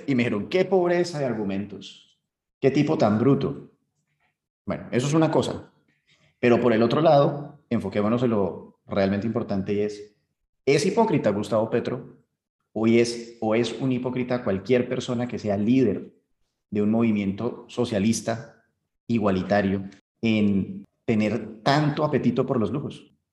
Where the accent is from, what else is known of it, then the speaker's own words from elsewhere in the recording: Colombia; uno como colombiano